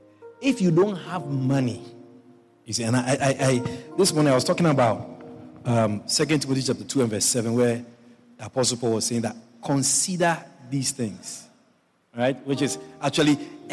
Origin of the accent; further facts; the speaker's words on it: Ghana; moved away; I was born in Ghana